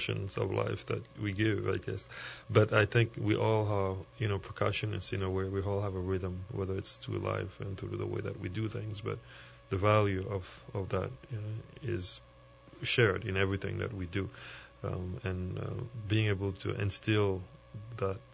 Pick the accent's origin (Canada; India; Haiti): Haiti; I grew up in Haiti, a little bit down south